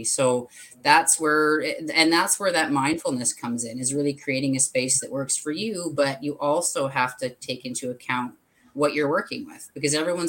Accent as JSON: {"language": "English", "region": "Alberta", "country": "Canada", "lives_now": "Vancouver Island, Canada", "said": "I came from Alberta to Vancouver Island about 10 years ago. So from the mountains to the water."}